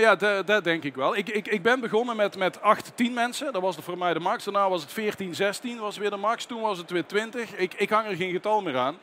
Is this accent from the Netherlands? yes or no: yes; North Brabant, Netherlands; bij ons in Brabant